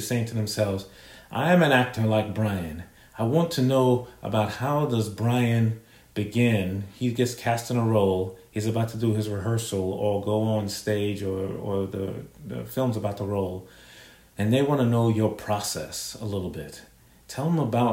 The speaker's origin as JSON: {"language": "English", "region": "New York", "country": "United States", "moved": "yes", "lives_now": "Atlanta, United States", "said": "I'm from New York"}